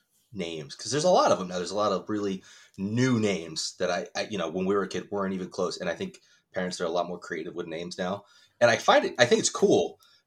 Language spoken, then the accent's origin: English; United States; I'm one of those assholes that's totally 100% born and raised in America. And it's like, yeah, I'm Irish. It's my last name.